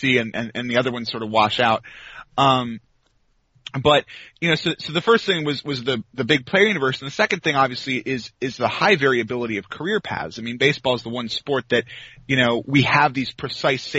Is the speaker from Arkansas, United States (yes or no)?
no; Washington, District of Columbia, United States; moved away as an adult; now in North Carolina, United States; I am from the D.C. area. Huh. I live in North Carolina now